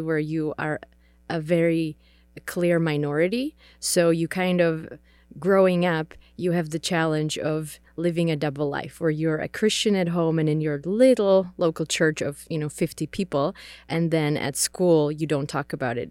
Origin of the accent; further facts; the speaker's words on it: Czechia; English is a second language; So I grew up in the Czech Republic. Uh, I am Czech, so English is my second language.